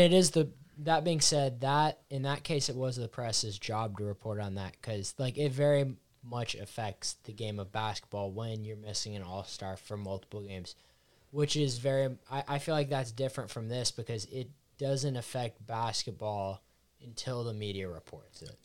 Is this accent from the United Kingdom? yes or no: no; Seattle, Washington, United States; I'm from Seattle